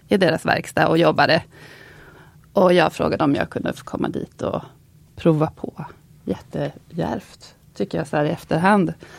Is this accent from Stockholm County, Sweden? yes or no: no; Linköping, Östergötland, Sweden; jag kommer från Linköping som är en universitetsstad där det var helt andra karriärer som liksom hägrade för många